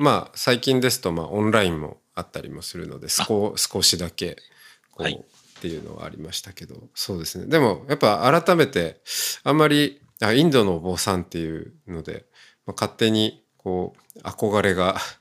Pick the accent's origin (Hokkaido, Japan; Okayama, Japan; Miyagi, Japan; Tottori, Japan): Hokkaido, Japan; moved away; もともと出身が私も田舎、まあ、北海道ですけど